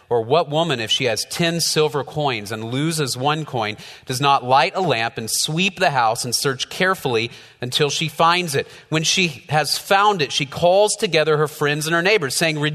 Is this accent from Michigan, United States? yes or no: no; Dallas, Texas, United States; I grew up in North Dallas, so we didn't have a whole lot of sheep around